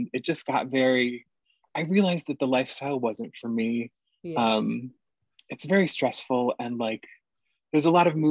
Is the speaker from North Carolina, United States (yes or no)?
no; Ann Arbor, Michigan, United States; the University of Michigan, which is in my hometown of Ann Arbor